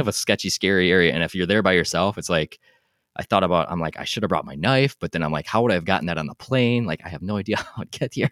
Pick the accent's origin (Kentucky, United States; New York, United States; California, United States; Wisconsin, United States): Wisconsin, United States; I'm from Wisconsin